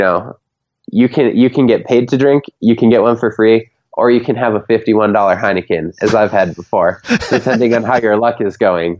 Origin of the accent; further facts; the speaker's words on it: Minnesota, United States; as a Minnesotan